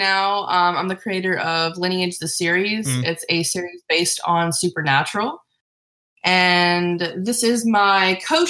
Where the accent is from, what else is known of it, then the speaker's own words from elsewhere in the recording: Mississippi, United States; I'm from Mississippi originally.